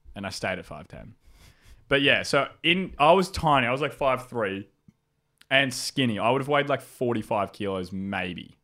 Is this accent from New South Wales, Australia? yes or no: yes; Howlong, New South Wales, Australia; I grew up in a hou-, in a town called Howlong